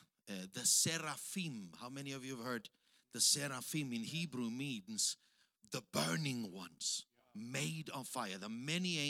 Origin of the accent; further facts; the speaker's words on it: Austria; English is a second language; moved away as an adult; also born or lived in Africa; now in Tanzania; I'm from Austria.